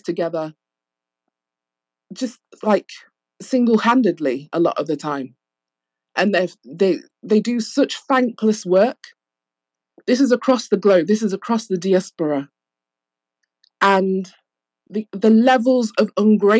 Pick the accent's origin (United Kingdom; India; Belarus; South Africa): United Kingdom; England; I'm from England